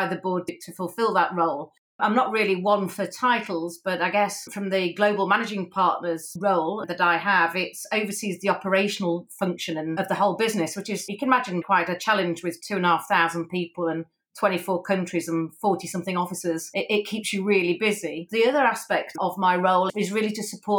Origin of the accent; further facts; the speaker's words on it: Sheffield, Yorkshire and the Humber, United Kingdom; Sheffield, as you know, my hometown.